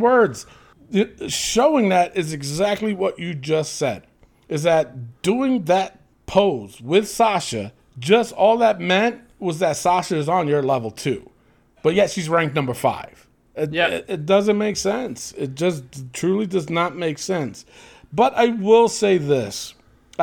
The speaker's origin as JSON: {"language": "English", "town": "New York City", "region": "New York", "country": "United States", "tie": "born or raised there", "said": "the Bronx, my hometown"}